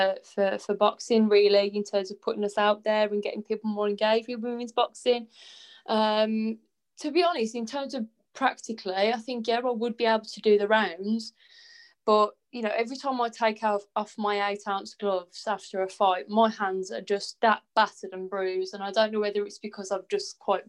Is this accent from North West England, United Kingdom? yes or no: no; Walsall, West Midlands, United Kingdom; from Warsaw